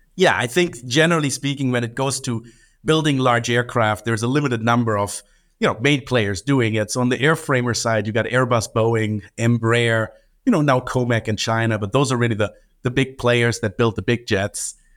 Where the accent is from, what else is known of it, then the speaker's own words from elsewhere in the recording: Germany; moved away as an adult; I grew up in Germany in an aviation family